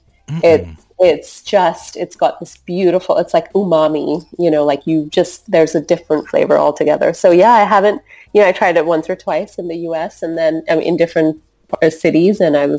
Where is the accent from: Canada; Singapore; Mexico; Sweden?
Singapore; So growing up in Singapore, I just grew up with people of all different nationalities, all different cultures, all different religions.